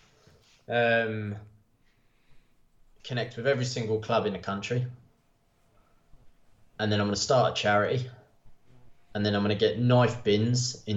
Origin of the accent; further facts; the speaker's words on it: Bedford, East of England, United Kingdom; growing up in Bedford